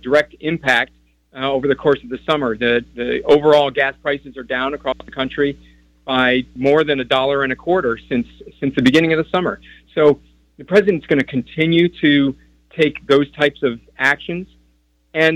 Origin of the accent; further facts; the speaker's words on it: Midwest, United States; As a Midwesterner myself